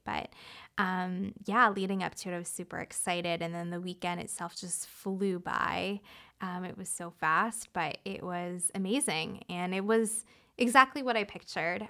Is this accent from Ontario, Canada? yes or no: yes; Toronto, Ontario, Canada; moved away as an adult; also born or lived in San Diego, United States; now in Hawaii, United States; I'm from Canada, so, um, I am from Toronto originally.